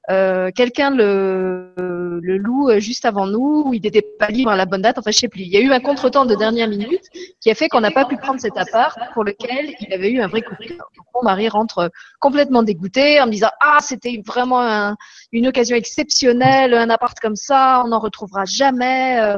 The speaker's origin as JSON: {"language": "French", "country": "France", "lives_now": "Luxembourg", "said": "Moi, je venais de France, donc je connaissais pas du tout le Luxembourg."}